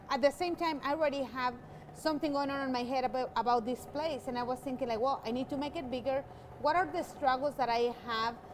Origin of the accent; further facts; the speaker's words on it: Mexico; English is a second language; now in Colorado, United States; when I moved from Mexico. Um, in my mind, it was it's a Mexican restaurant.